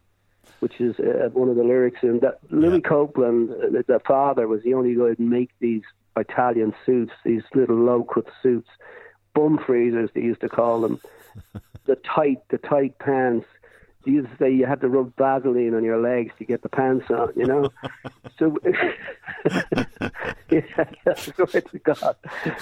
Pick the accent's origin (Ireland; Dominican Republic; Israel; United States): Ireland; Dublin, Leinster; born or raised there; also born or lived in Drimnagh, Dublin / Rathmines, Dublin